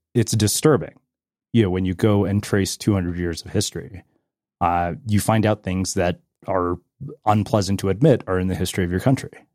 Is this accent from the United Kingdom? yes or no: no; Edmonton, Alberta, Canada; growing up in Edmonton